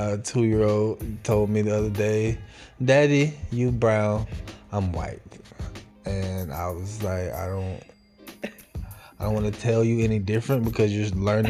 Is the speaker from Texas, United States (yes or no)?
yes; Dallas, Texas, United States; moved away as an adult; also born or lived in Houston, Texas / Nacogdoches, Texas; now in Corpus Christi, United States; I have moved around a little bit. I was born in Houston, but I grew up in Dallas. I'm a Dallas boy.